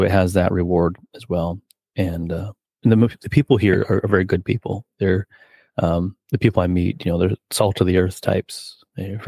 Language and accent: English; Kansas City, United States; moved away as an adult; also born or lived in Connecticut; now in Western New York, United States; I'm from Kansas City originally, wow. Born and raised